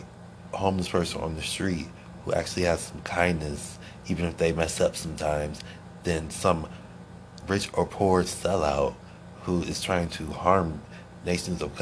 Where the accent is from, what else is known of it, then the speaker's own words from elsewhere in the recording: Akron, Ohio, United States; moved away; I was born and raised in Akron, Ohio